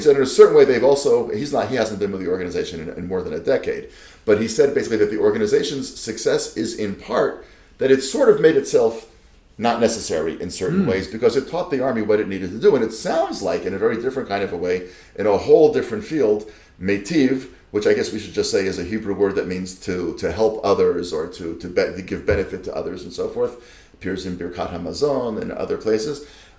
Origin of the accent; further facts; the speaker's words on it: United States; moved away as an adult; now in Israel; And as a fellow immigrant, you came from the Netherlands, I came from the States, but you know, we're all in this together.